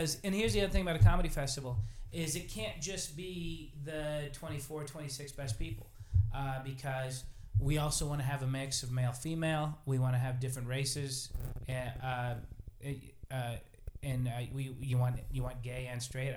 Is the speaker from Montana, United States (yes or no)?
yes; Billings, Montana, United States; I was raised in Billings